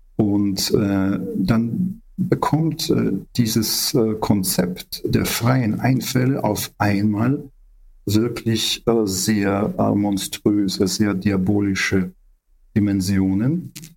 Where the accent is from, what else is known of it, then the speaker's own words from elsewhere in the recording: Ukraine; wir Ukrainer